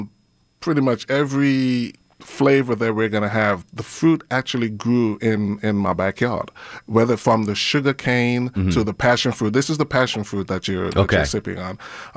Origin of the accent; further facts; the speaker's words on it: St. Kitts & Nevis; also born or lived in England; I actually grew up in St. Kitts. I was born in England, but I spent most of my time in St. Kitts.